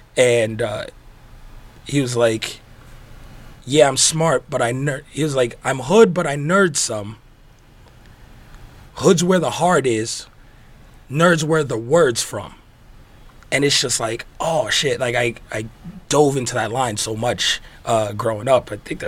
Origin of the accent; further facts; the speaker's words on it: New York, United States; now in Las Vegas, United States; It's because growing up in New York, people had this, especially when I moved to Vegas